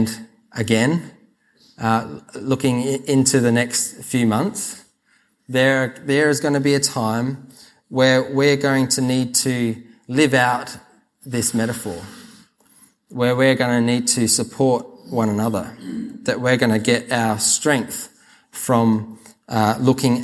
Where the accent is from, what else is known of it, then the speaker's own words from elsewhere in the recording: South Australia, Australia; I grew up in South Australia, so I call this Lego